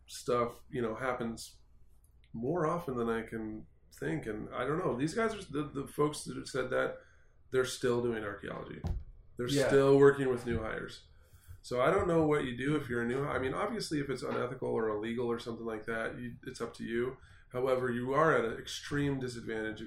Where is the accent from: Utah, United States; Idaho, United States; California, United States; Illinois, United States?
Idaho, United States; I'm from Idaho